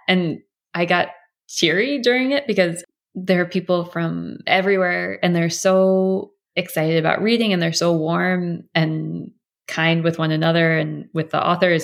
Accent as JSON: {"language": "English", "country": "United States", "said": "as an American"}